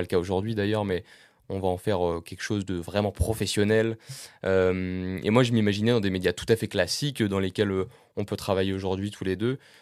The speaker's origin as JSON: {"language": "French", "town": "Caen", "region": "Normandy", "country": "France", "tie": "born or raised there", "said": "j'ai grandi à Caen, en Normandie, dans la région de Caen"}